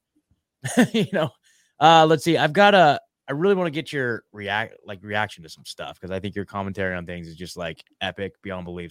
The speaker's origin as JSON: {"language": "English", "region": "Oregon", "country": "United States", "tie": "born or raised there", "moved": "as an adult", "said": "I'm born, born and raised in Oregon"}